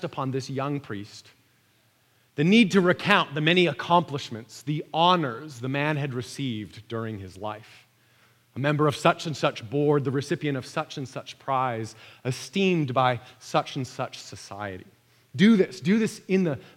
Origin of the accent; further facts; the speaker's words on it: Vancouver, British Columbia, Canada; my hometown of Vancouver